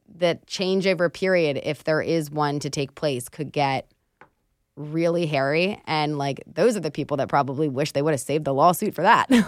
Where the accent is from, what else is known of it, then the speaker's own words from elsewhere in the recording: Pennsylvania, United States; also born or lived in Greenville, South Carolina; I'm from Pennsylvania